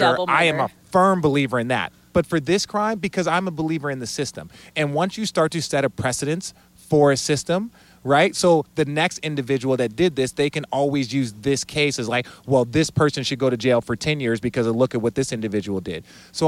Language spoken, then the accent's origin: English; Los Angeles, California, United States; I was born here in LA. I grew up in South Central